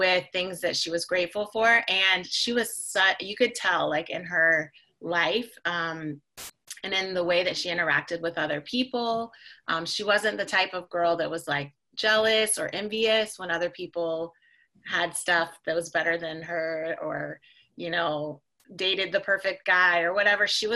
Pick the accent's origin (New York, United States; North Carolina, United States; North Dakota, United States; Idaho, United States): North Carolina, United States; moved away as an adult; now in Miami, United States; I'm originally from North Carolina